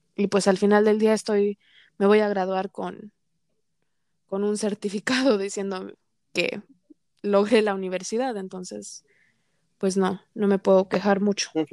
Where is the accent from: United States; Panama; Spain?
United States; soy considerada minoría porque soy mujer y porque soy mexicana-americana